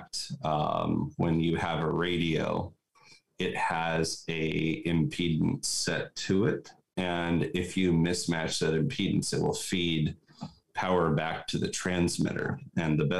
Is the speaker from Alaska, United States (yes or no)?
yes; Nome, Alaska, United States; I grew up in Nome, Alaska